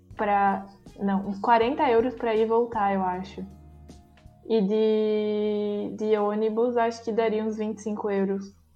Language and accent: Portuguese; Brazil; moved away as an adult; now in Germany; eu sou brasileira